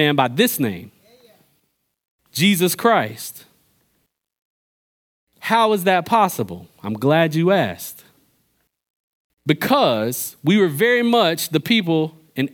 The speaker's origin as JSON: {"language": "English", "area": "Pittsboro", "region": "North Carolina", "country": "United States", "said": "I'm from Pittsburgh, North Carolina"}